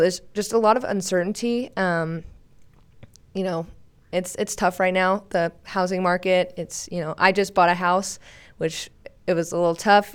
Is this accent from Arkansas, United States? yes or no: yes; Searcy, Arkansas, United States; I'm from Searcy, Arkansas, central area